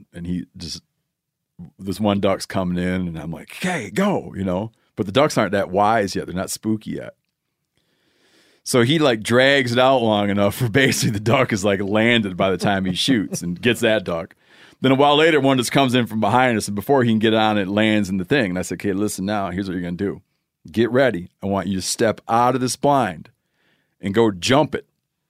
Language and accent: English; Michigan, United States; Youth, in my home state of Michigan, youth deer season is such a thing